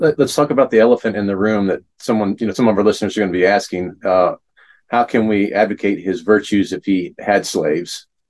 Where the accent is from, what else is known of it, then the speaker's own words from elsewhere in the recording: Fredericksburg, Virginia, United States; You know, I grew up in Fredericksburg.